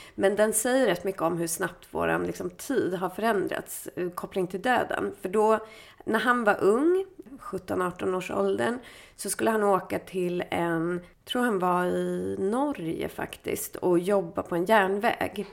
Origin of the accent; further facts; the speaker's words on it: Stockholm, Stockholm County, Sweden; i Bromma där jag är ifrån.